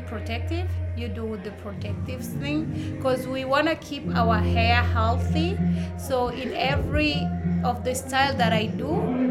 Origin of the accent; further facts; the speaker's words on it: Burundi; now in United States; I'm originally from Burundi. I'm mixed with Tanzanian.